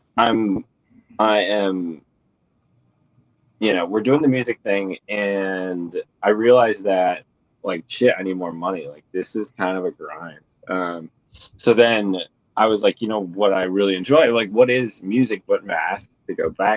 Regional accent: Vermont, United States; moved away as an adult; also born or lived in Boulder, Colorado; I'm originally from Vermont, and I grew up like skiing a ton

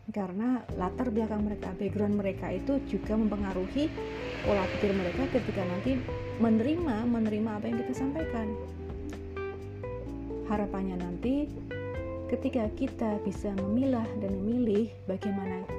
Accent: East Java, Indonesia; kalau saya sendiri sebagai orang Jawa ya Jawa Timuran

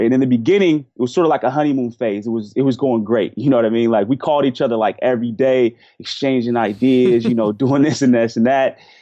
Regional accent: Portland, Oregon, United States; I grew up in Portland, Oregon

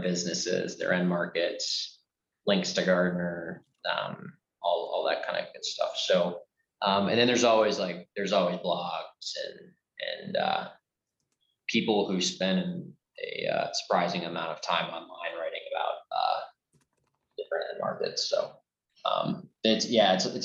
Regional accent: Chicago, Illinois, United States; I'm also from Chicago

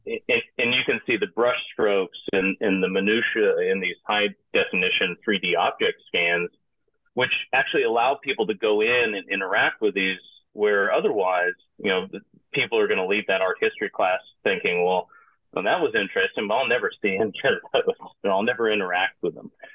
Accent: Piedmont of Georgia, United States; moved away; also born or lived in Hong Kong; originally I'm from the United States, grew up in the hardscrabble Piedmont of Georgia

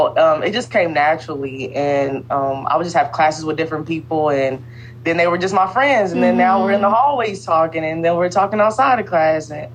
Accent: Brownsburg, Indiana, United States; also born or lived in Pike Township, Indiana; Growing up in the Midwest

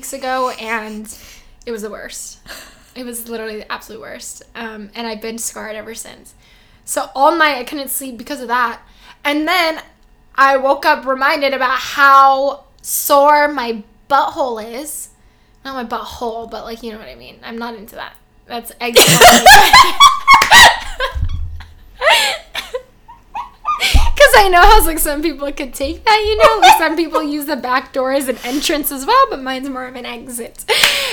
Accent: United States; I'm so American

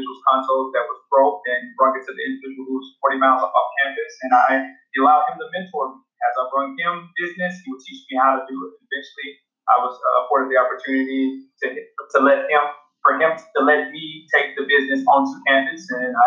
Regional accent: Dallas, Texas, United States; also born or lived in San Antonio; growing up in Southern Sector of Dallas

